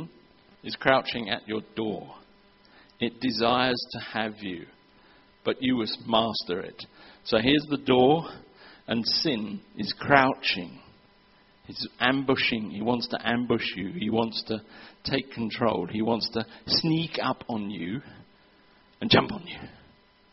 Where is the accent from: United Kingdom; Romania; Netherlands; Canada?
United Kingdom; England; moved away; I'm from England